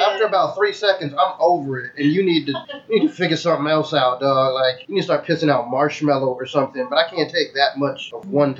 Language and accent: English; the South, United States; accent: Southern; I'm from the south. My southern accent is gutter as fuck.